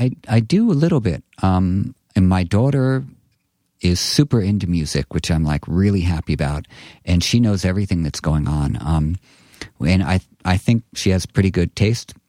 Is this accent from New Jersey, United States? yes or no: no; New York City, New York, United States; I grew up on McDougal Street